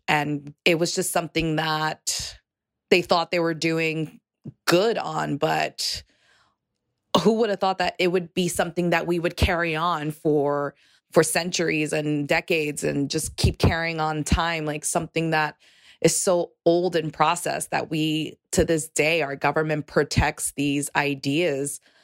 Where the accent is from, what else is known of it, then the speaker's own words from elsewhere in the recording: New York City, New York, United States; I am from New York City. I l, am a Puerto Rican